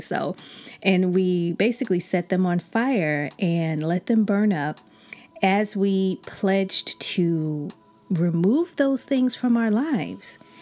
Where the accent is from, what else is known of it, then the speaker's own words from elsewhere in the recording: Chicago, Illinois, United States; I'm from Chicago